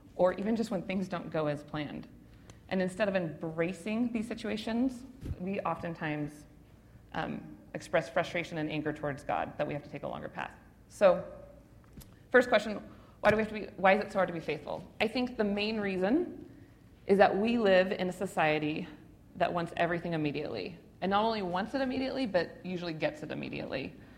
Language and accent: English; Spokane, Washington, United States; I grew up on the South Hill, but I end up in an area I didn't even know was a part of Spokane